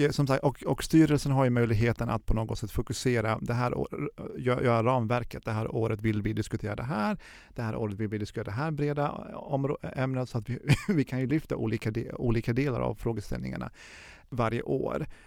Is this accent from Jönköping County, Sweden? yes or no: yes; Jönköping, Jönköping County, Sweden; also born or lived in Tehran, Iran; now in Stockholm, Sweden; vi är från Jönköping och sen så flyttade vi till Stockholm.